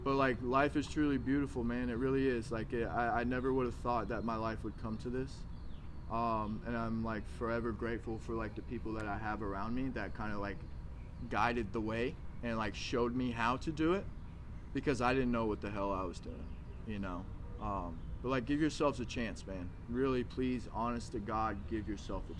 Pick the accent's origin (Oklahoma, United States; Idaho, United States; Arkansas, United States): Arkansas, United States; moved away; I'm from Arkansas.